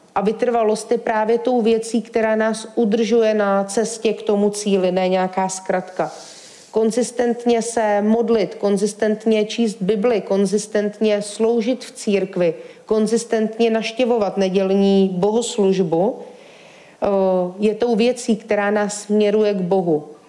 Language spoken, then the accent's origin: Czech; Czechia; já jsem ze Šumavy